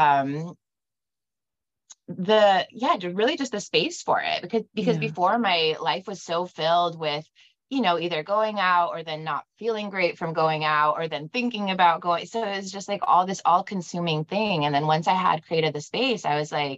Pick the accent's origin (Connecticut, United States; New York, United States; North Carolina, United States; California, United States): California, United States; Bay Area; now in Scottsdale, United States; I was growing up in the Bay Area. So we had San Francisco to the north and Santa Cruz to the south